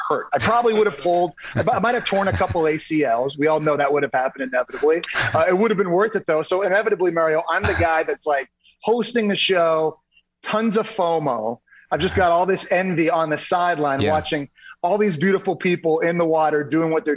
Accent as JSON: {"language": "English", "town": "Ottawa", "region": "Ontario", "country": "Canada", "tie": "born or raised there", "said": "I grew up in Ottawa, Canada"}